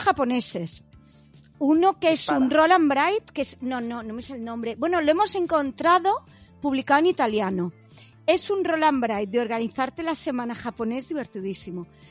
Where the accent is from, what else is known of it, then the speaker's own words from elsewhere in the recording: Catalonia, Spain; yo como buena catalana